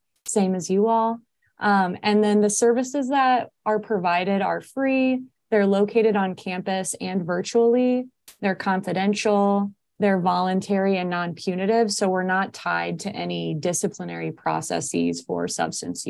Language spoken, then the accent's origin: English; Indiana, United States; moved away as an adult; now in Portland, United States; I'm from Indiana